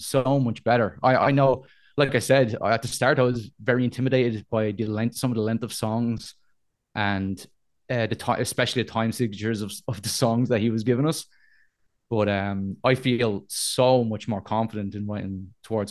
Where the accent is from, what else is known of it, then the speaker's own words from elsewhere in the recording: Dublin, Leinster, Ireland; I'm an Irish boy. I'm Dublin